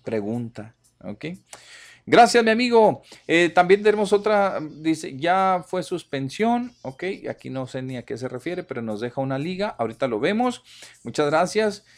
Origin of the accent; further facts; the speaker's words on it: Ocampo, Durango, Mexico; moved away; todos los que nacimos ahí en las rancherías